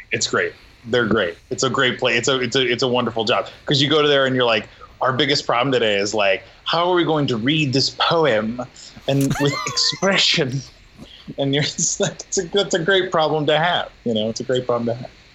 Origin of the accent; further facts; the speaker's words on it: Nebraska, United States; when I was a kid growing up in Nebraska with no money